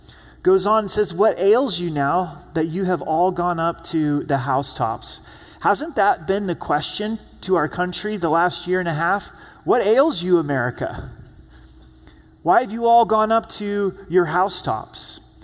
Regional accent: Pacific Northwest, United States; Many of you know I'm from the Northwest, and I'm pretty proud of it. It is the promised land, if you haven't been out there before.

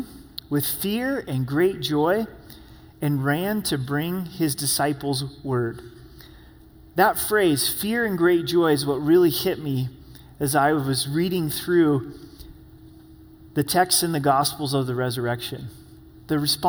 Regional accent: Oregon, United States; I'm from Oregon

